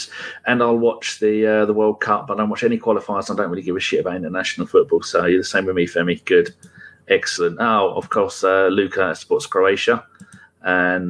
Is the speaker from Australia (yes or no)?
no; England, United Kingdom; I'm English, born in England, 100% English